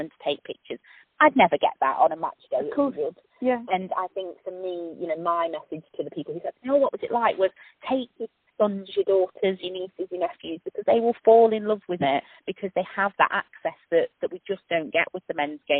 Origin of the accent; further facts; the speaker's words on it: Scotland, United Kingdom; as a Scottish woman